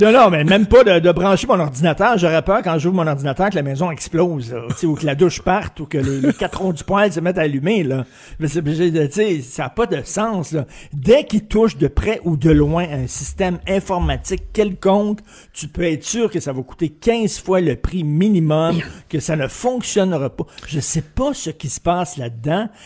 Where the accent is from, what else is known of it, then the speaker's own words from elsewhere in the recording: Montreal, Quebec, Canada; je viens de Verdun. Moi, j'ai grandi à Verdun